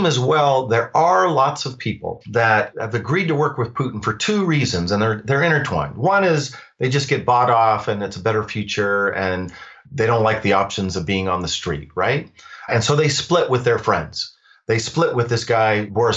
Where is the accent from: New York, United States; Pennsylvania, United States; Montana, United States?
Montana, United States; I was born in Montana